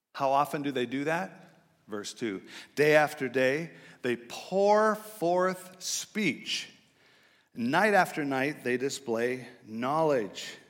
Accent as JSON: {"language": "English", "town": "Gig Harbor", "region": "Washington", "country": "United States", "tie": "born or raised there", "said": "I grew up in Gig Harbor, just north of here"}